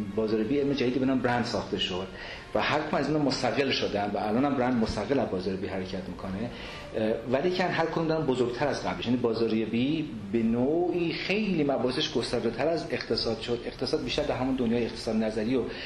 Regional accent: Iran; moved away; also born or lived in abroad; دست از ایرانم نشستم اونور آب رفتم سالها بودم بازم برگشتم مملکتم

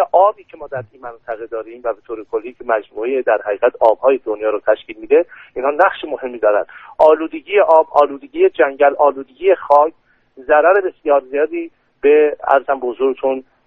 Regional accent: Iran; به عنوان یک ایرانی به عنوان یک مسلمان

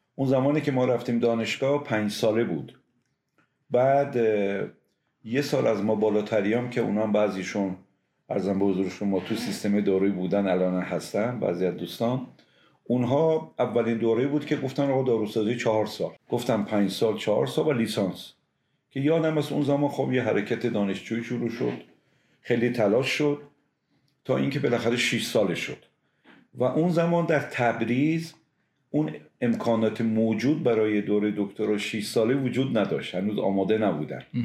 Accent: Semnan, Iran; moved away as an adult; من متولد شهر سمنان هستم

